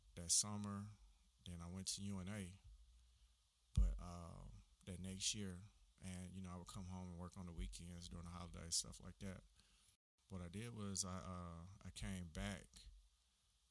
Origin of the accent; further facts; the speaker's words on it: Huntsville, Alabama, United States; I'm a native of Huntsville